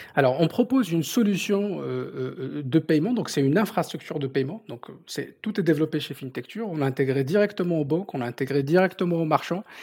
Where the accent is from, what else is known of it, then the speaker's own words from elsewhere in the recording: southern Morocco, Morocco; first language Berber; French is a second language; moved away as an adult; also born or lived in Orléans, France; now in France; je, suis né au sud du Maroc, d'une famille de commerçants du Sahara